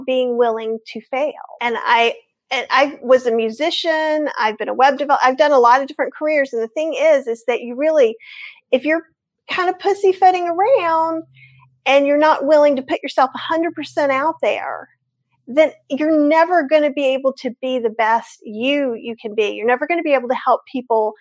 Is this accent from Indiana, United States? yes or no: no; North Carolina, United States; I'm from North Carolina. I grew up here. I am Southern.